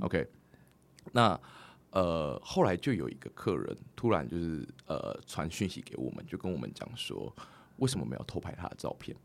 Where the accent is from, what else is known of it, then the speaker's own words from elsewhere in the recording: Taiwan; 我是来自于台湾，我们住在隔壁啊